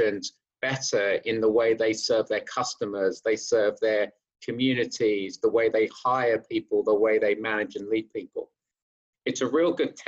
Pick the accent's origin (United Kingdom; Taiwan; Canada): United Kingdom; accent: British; moved away as an adult; also born or lived in London / Hertfordshire; now in New York City, United States; growing up in North London in some humble areas, and we moved out to the suburbs where the schools were better. We moved out in Hertfordshire